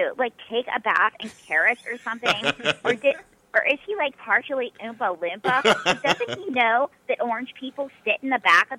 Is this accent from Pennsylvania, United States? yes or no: yes; Western Pennsylvania, United States; I grew up in Western Pennsylvania where football's king.